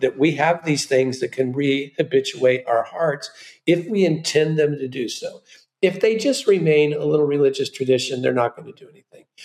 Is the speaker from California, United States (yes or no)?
yes; Southern California, United States; I come from Southern California and lived very near um, South Coast Plaza my whole life